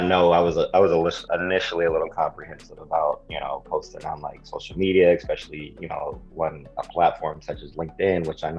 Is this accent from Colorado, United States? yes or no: yes; Aurora, Colorado, United States; moved away as an adult; also born or lived in Florida / Michigan; now in New York, United States; originally born in Florida, lived in Michigan. But yeah, I was raised in Colorado, Aurora, Colorado. I believe I moved out there when I was about 3 years old. And yeah, I lived out there for the majority of my life.